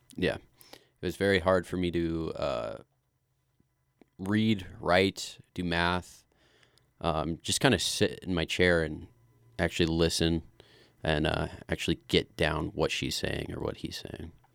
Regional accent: Glenwood Springs, Colorado, United States; I grew up here in Glenwood Springs. Uh, I was born right here, and uh, I've kind of lived my whole life here so far.

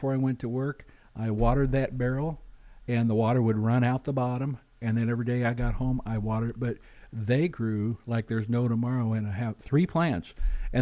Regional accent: Missouri, United States; now in Alaska, United States; I'm from Missouri originally, central and southwest

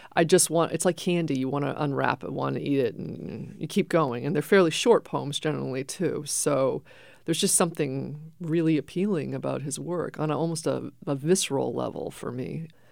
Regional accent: Maine, United States; now in New Hampshire, United States; I grew up in Maine

